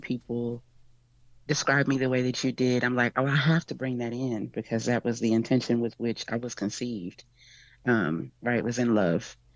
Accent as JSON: {"language": "English", "region": "Texas", "country": "United States"}